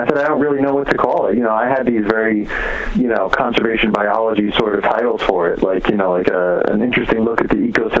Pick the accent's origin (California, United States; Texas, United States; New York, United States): New York, United States; I grew up in New York